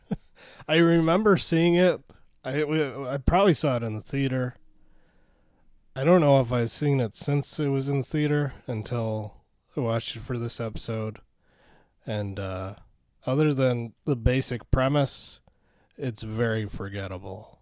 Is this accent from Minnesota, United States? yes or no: yes; Minnesota, United States; as a Minnesotan